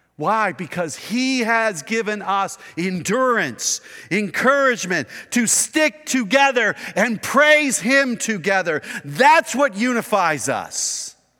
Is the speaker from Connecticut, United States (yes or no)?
no; Kern County, California, United States; we are American, individualistic, Kern County conservative people, who wanna do our own thing, our own way